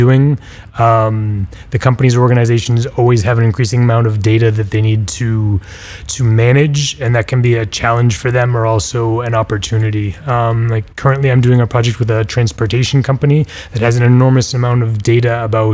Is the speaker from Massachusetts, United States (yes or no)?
yes; Boston, Massachusetts, United States; moved away as an adult; now in Barcelona, Spain; I'm from Boston in the United States, but I've been based out of Barcelona for 7 or 10 years now